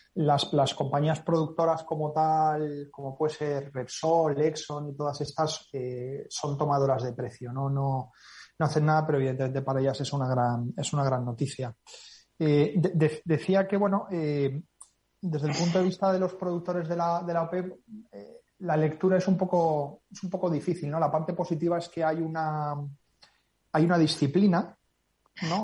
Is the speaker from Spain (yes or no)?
yes; Spain; nosotros como españoles